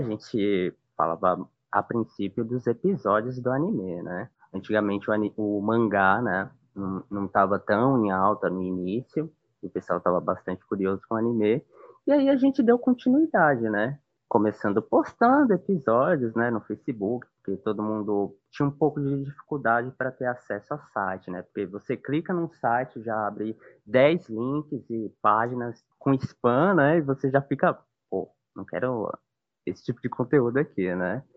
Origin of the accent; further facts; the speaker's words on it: São Paulo, Brazil; moved away as an adult; now in Northeast Brazil; eu vim morar aqui faz uns cinco anos, mais ou menos, mas sou de São Paulo, né, original daí